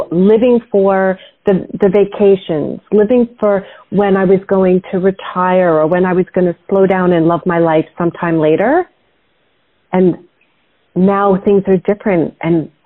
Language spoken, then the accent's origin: English; New York, United States; I grew up in New York